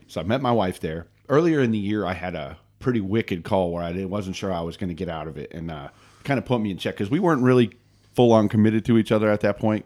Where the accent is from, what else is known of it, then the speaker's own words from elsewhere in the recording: Northeast Pennsylvania, United States; moved away as an adult; also born or lived in Maryland; I grew up in Northeast Pennsylvania